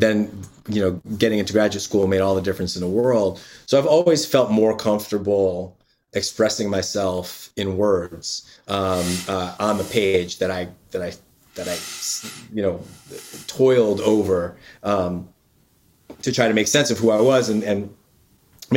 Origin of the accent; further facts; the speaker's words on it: Yonkers, New York, United States; also born or lived in Bronx; I grew up in Yonkers and spent a lot of time in the Bronx